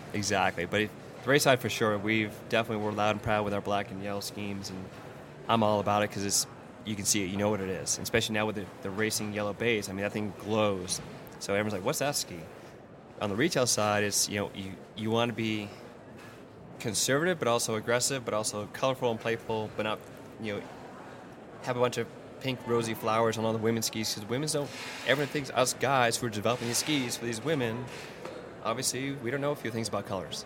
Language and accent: English; East Coast, United States; moved away as an adult; growing up in the East Coast, uh, for so many years ski racing